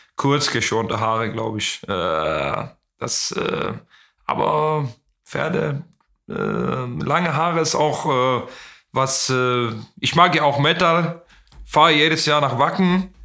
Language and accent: German; Ystad, Skåne, Sweden; German is a second language; moved away; in Istad, äh, in meiner, wo ich, in das Haus, wo ich aufgewachsen bin.